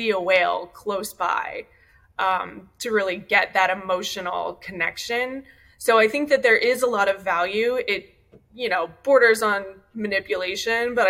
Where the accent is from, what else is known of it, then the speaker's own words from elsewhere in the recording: Ohio, United States; now in Long Beach, United States; I grew up in Ohio.